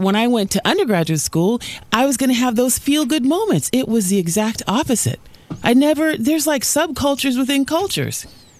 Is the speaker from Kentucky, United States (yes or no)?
no; California, United States; moved away as an adult; also born or lived in Alabama; I grew up in California.